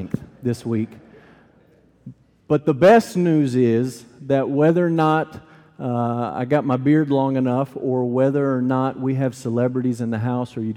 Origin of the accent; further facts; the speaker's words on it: United States; I'm an American, we celebrate it American style